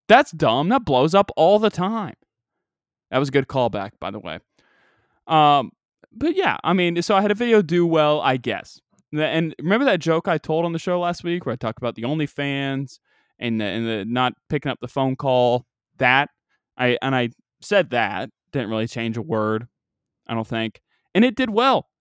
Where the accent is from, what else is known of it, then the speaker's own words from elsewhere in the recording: United States; I'm from a southern-ish state. We're at the gate of the Bible Belt.